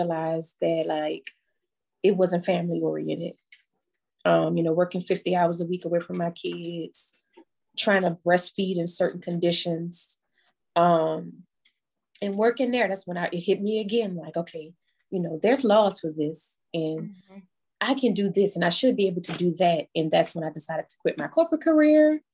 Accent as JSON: {"language": "English", "town": "New Orleans", "region": "Louisiana", "country": "United States", "moved": "as an adult", "lives_now": "Baton Rouge, United States", "said": "I am originally from New Orleans, Louisiana, but I have been in Baton Rouge since Katrina."}